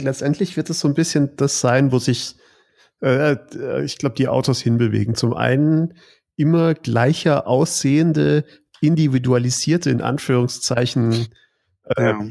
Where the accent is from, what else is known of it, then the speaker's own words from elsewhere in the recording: Stuttgart, Baden-Württemberg, Germany; als Stuttgarter